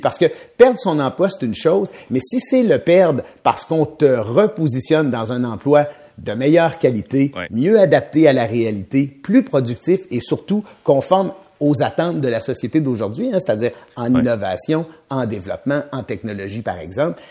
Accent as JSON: {"language": "French", "town": "Trois-Rivières", "region": "Quebec", "country": "Canada", "said": "Moi, je viens de Trois-Rivières"}